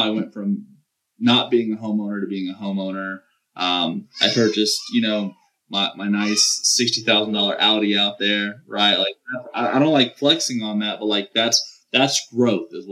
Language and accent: English; the South, Southern United States, United States; accent: southern twang; I have a little twang in my accent